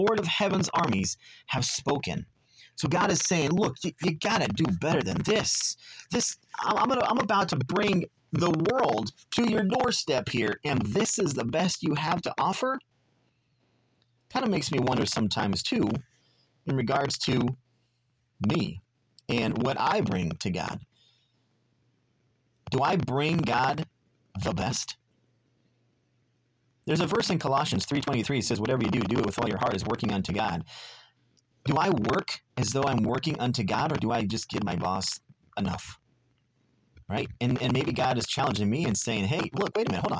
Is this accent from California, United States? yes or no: yes; Southern California, United States; growing up in Southern California